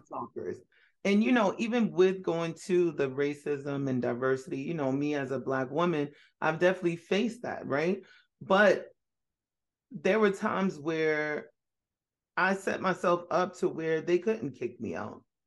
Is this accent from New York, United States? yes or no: yes; New York City, New York, United States; I was born in Brooklyn